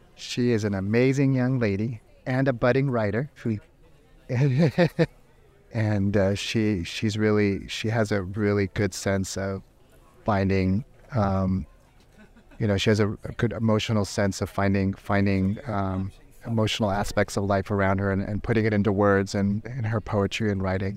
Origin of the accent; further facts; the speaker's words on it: San Diego, California, United States; now in Sacramento, United States; I grew up in San Diego